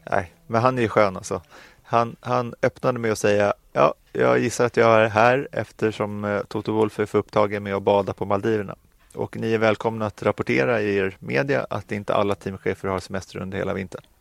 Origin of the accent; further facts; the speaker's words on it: Sweden; jag vet att vi är från Sverige, det är en liten marknad